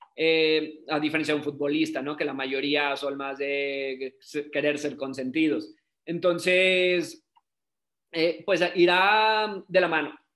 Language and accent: Spanish; Mexico; soy fisioterapeuta, soy de México